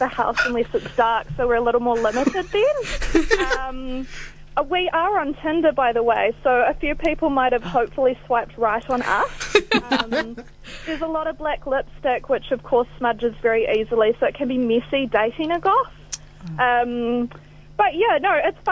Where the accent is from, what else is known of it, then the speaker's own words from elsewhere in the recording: Southland, New Zealand; now in Christchurch, New Zealand; I'm from Southland, but I have lived here for a few years